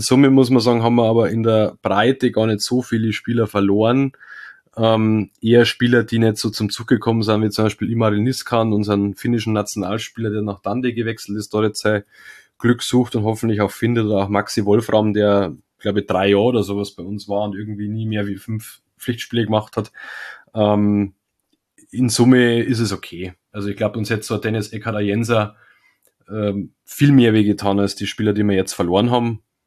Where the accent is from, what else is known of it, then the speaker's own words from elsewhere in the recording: the South, Bavaria, Germany; bei uns im Süden